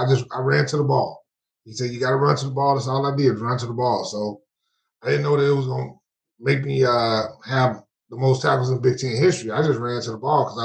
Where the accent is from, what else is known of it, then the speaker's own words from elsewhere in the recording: East St. Louis, Illinois, United States; I'm from East St. Louis, which is literally like 2 minutes from St. Louis